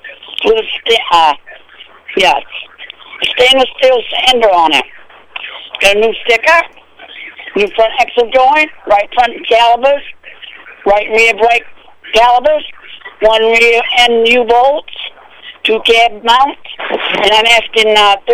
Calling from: Livermore Falls, Maine, United States; Livermore Falls.

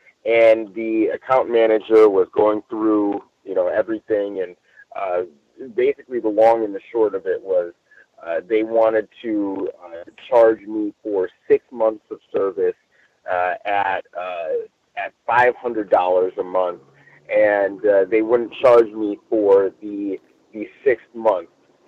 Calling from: Long Beach, California, United States; I'm calling in from Long Beach, California this evening.

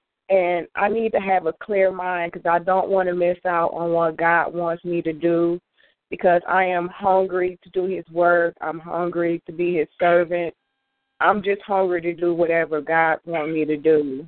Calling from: Detroit, Michigan, United States; I'm calling from Detroit.

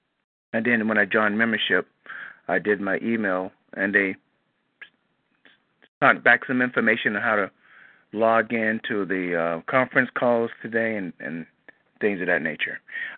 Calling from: Moreno Valley, California, United States; I'm calling you from California

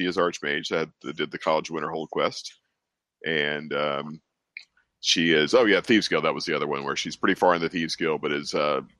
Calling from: Pennsylvania, United States; I'm here joining from Michael said, the Western Philadelphia suburbs in the main line.

